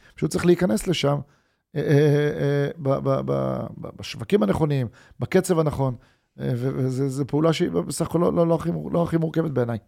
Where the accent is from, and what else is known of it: Israel